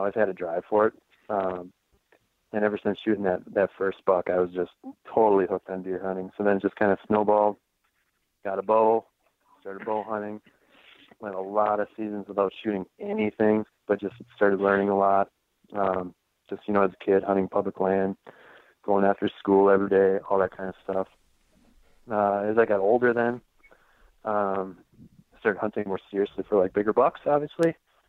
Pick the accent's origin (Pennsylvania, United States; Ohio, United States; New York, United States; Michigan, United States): Michigan, United States; Well, born and raised in Michigan and, I actually fortunate enough to live about 15 miles from the legend … himself.